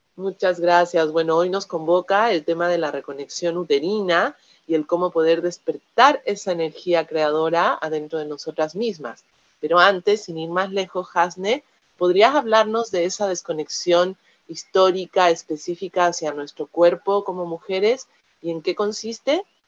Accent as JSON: {"language": "Spanish", "country": "Mexico", "moved": "yes", "said": "soy partera tradicional mexicana y asesora de lactancia"}